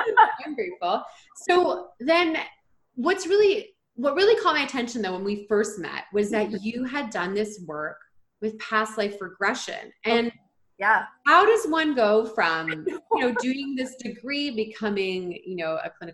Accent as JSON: {"language": "English", "region": "Ontario", "country": "Canada", "said": "I'm from Ontario"}